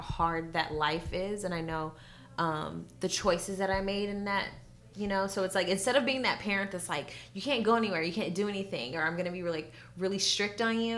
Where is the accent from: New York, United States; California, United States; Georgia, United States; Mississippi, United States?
California, United States; born and raised in Cali